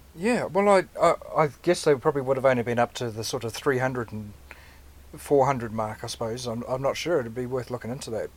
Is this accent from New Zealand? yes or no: yes; Cambridge, Waikato, New Zealand; Cambridge, my hometown.